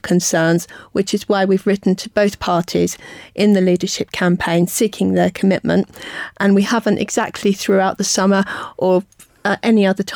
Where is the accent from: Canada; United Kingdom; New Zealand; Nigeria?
United Kingdom; we are British Jews and part of the fabric of the country